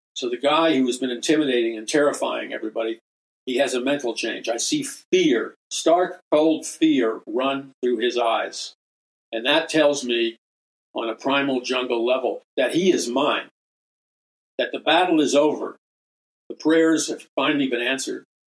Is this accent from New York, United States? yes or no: yes; New York City, New York, United States; from a very young boy growing up in Jackson Heights, Queens